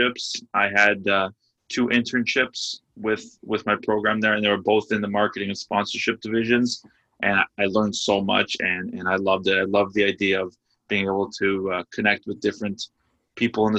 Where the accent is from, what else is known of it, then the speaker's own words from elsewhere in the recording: Toronto, Ontario, Canada; also born or lived in London, Ontario; I'm from Toronto, Ontario